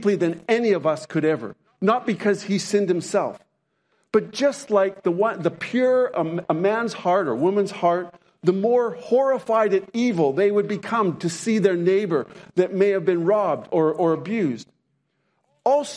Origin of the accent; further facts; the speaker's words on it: Canada; also born or lived in Montana; I'm Canadian, but we lived for a few years in Montana